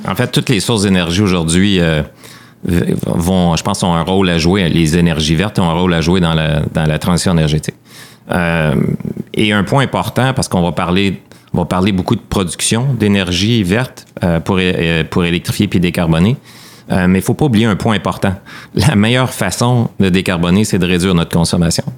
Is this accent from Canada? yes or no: yes; Quebec, Canada; en tant que Québécois